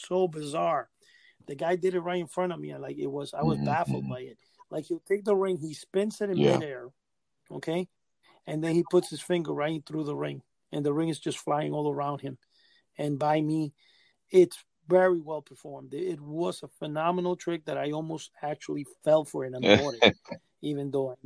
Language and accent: English; New York City, New York, United States; I grew up in Manhattan